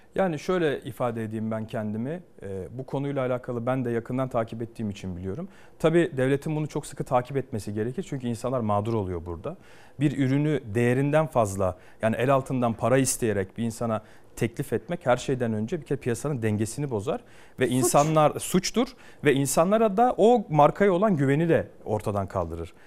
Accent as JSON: {"language": "Turkish", "region": "Ankara", "country": "Turkey", "tie": "born or raised there", "said": "doğup büyüdüğüm yerde siyaset yapıyorum"}